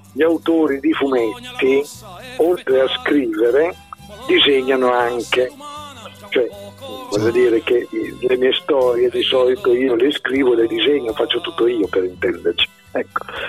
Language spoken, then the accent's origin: Italian; Bologna, Emilia-Romagna, Italy; io sono nato a Bologna, ho sempre vissuto a Bologna e spero di continuare a vivere sempre a Bologna